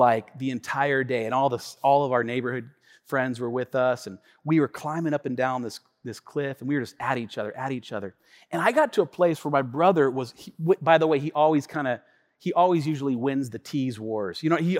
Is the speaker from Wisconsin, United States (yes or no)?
no; Tacoma, Washington, United States; my brothers and I, we grew up here in Tacoma, on the west side of Tacoma.